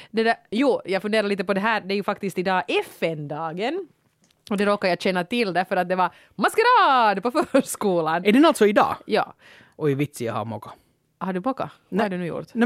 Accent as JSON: {"language": "Swedish", "country": "Sweden", "said": "det är så, jag är svensk."}